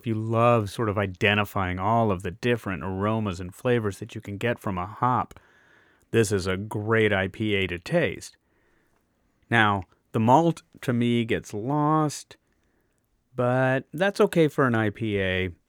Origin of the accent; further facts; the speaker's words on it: Deep South, United States; I grew up in the Deep South. And until I moved to Austin, Texas, in the 1980s, I had never had any beer that wasn't Bud or Miller or Pabst.